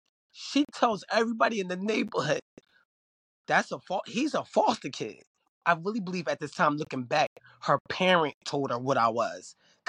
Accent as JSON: {"language": "English", "town": "Philadelphia", "region": "Pennsylvania", "country": "United States", "said": "They saying I'm not from here. I'm from Philly. And I'm trying to, like, fit in."}